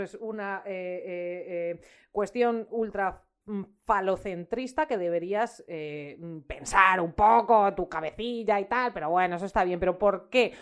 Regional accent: Ávila, Castile and León, Spain; soy de Ávila y no sé decir palabras que no son casticísimas

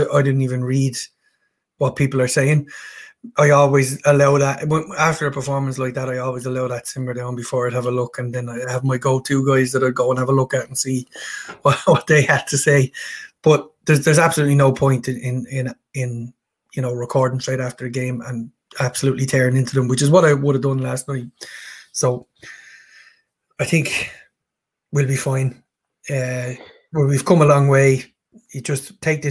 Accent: Ireland; being an Irishman

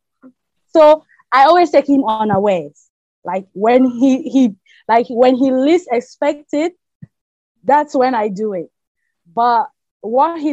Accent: Bamenda, Northwest Region, Cameroon; moved away as an adult; now in Abu Dhabi, United Arab Emirates; when I was growing up in Cameroon

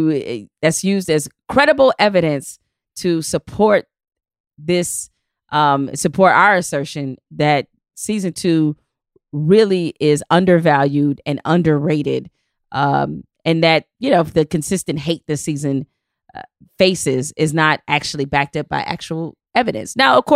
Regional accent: Detroit, Michigan, United States; Because I'm from Detroit

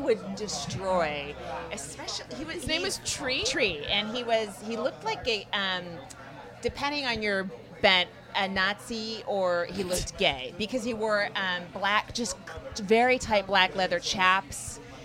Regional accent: Northern California, United States; I'm from Northern California

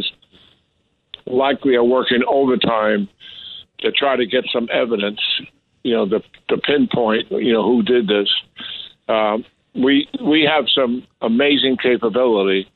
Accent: New York, United States; I'm a born and raised in New York

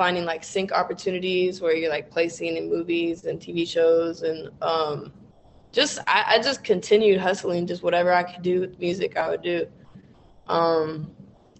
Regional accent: Ventura, California, United States; moved away as an adult; now in Los Angeles, United States; I was born in LA, but I was raised in Ventura

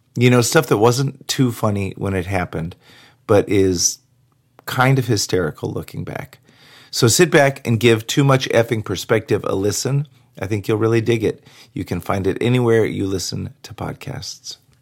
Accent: Dallas, Texas, United States; these Texan kids from the 90s

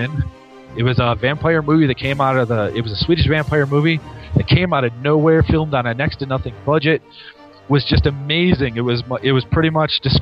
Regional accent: Michigan, United States; now in New Mexico, United States; being from the great state of Michigan.

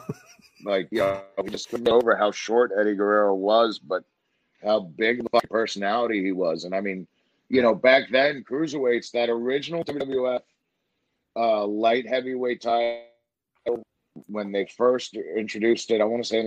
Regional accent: New York, United States; growing up in New York, I went to a lot of the Garden cards

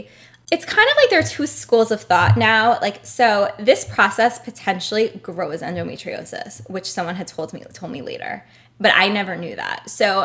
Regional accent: Brooklyn, New York, United States; Oh, I grew up in Brooklyn as well.

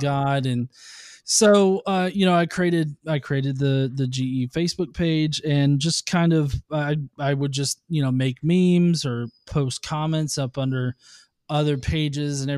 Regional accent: the South, United States; I'm from the South. Okay. Yeah, I've lived here all my life.

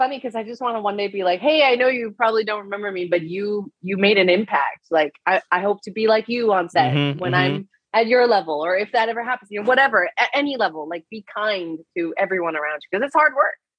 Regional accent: Texas, United States; I was from Texas.

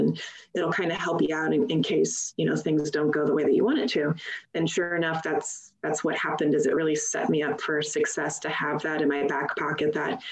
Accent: St. Louis, Missouri, United States; where I grew up in St. Louis, Missouri

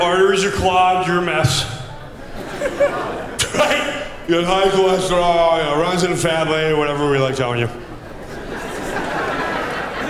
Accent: Long Island, New York, United States; Growing up in Long Island

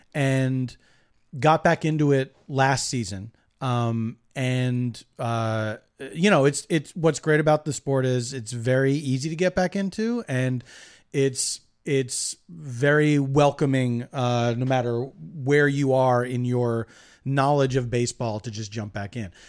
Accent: Philadelphia, Pennsylvania, United States; moved away as an adult; now in Los Angeles, United States; I grew up in Philadelphia, so the, yes, I have a, uh, uh, a, a, deep affection for my hometown.

